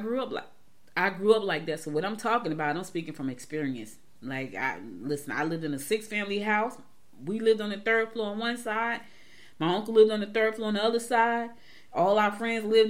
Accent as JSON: {"language": "English", "region": "New Jersey", "country": "United States", "tie": "born or raised there", "moved": "yes", "said": "growing up in Jersey"}